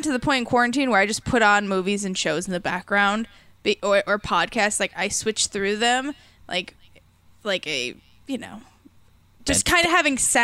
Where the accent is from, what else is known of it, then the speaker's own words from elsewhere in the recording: near McHenry, Illinois, United States; near where my hometown is